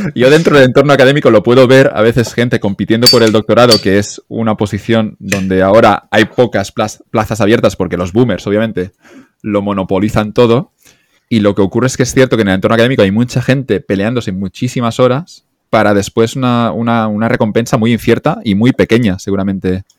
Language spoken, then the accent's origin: Spanish; Catalonia, Spain; yo ya soy catalán aquí